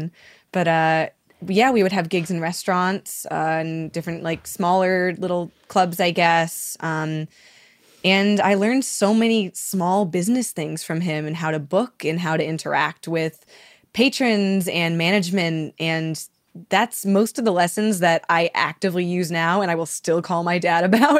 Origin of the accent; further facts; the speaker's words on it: Massachusetts, United States; moved away as an adult; now in Philadelphia, United States; I'm a transplant. I'm from Massachusetts originally, but I moved to Philly in 2013 to go to school at Temple University